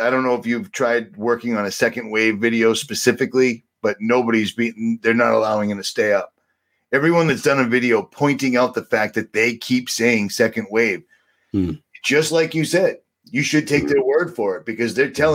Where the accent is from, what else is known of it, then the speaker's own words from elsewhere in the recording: United States; I'm an American. I'm actually kind of what you would consider the quintessential American for the most part.